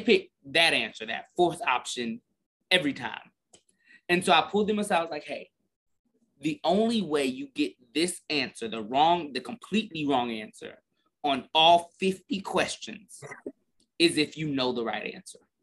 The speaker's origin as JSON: {"language": "English", "town": "Garland", "region": "Texas", "country": "United States", "said": "I'm literally from Garland. So I'm from like 20 minutes north of Lancaster."}